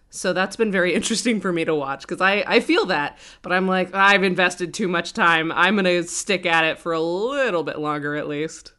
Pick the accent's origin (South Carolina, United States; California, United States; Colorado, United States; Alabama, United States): Colorado, United States; now in Brooklyn, New York, United States; I, I grew up in Colorado